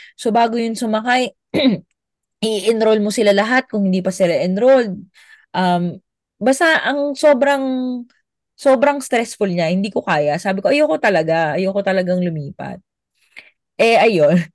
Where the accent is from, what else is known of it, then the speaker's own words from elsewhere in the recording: Philippines; moved away as an adult; also born or lived in Abu Dhabi, United Arab Emirates; bilang Pilipino